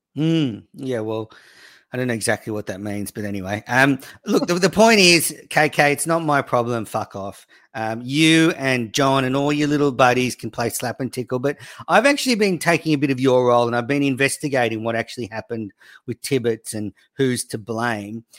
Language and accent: English; Australia; also born or lived in New South Wales; I'm Australian